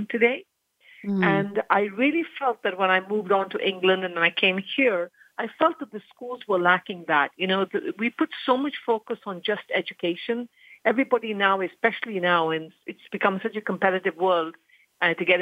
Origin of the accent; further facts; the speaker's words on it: Kenya; I was born and raised in Kenya